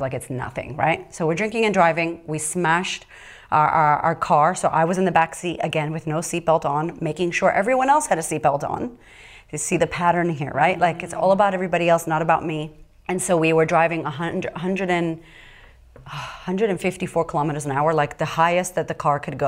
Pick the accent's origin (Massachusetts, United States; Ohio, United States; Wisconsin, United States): Massachusetts, United States; Boston; moved away as an adult; also born or lived in California / Florida; I was raised in Boston with wolves